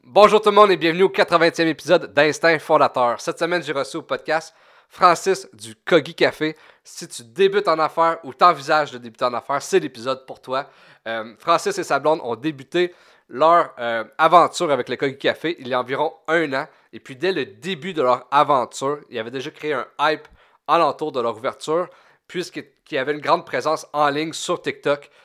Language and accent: French; Gatineau, Quebec, Canada; je viens de Gatineau